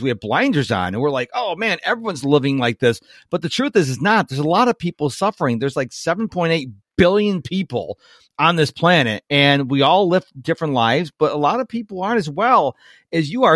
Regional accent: United States; I was born in America.

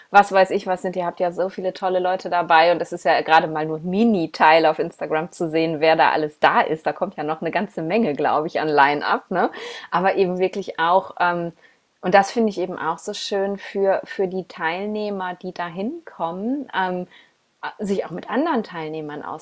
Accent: Essen, North Rhine-Westphalia, Germany; ich bin jetzt gerade wieder in, in, in Essen, in meiner Heimatstadt, nach langer, langer Zeit

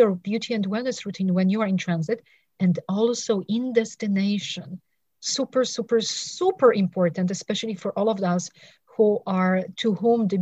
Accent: Poland; also born or lived in England; now in United States; I was living in England. I'm originally from Poland

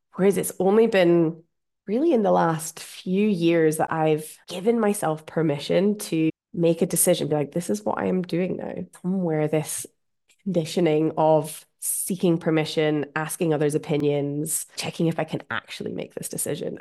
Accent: Scotland, United Kingdom; accent: Scottish; my Scottish accent

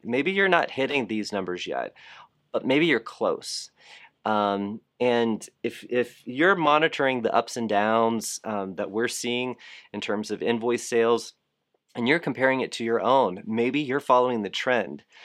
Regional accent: Fort Lauderdale, Florida, United States; I am from Fort Lauderdale

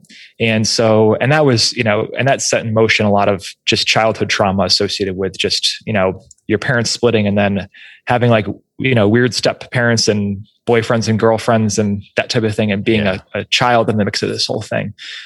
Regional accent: Rochester, New York, United States; We moved out of the city of Rochester because they wanted to send my brother and I to a great school

